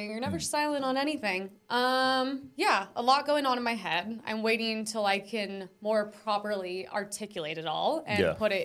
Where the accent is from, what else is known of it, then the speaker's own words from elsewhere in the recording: United States; I'm American